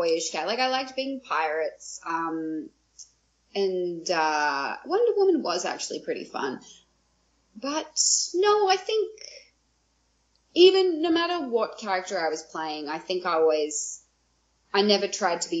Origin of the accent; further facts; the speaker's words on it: Australia; moved away as an adult; now in Vancouver, Canada; growing up in Australia